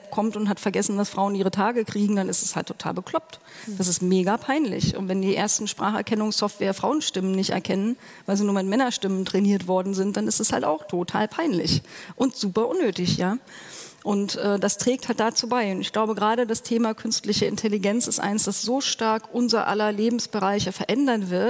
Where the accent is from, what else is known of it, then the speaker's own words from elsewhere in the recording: East Germany, Germany; ich bin im Osten groß geworden, ich habe in der DDR noch studiert